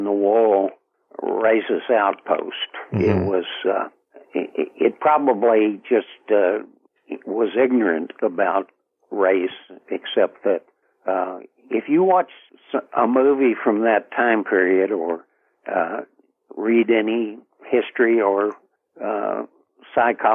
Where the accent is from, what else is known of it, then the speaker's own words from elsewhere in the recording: Lexington, Kentucky, United States; also born or lived in Chattanooga, Tennessee / Liberty, Kentucky / Frankfort, Kentucky; I left there when I was 4 years old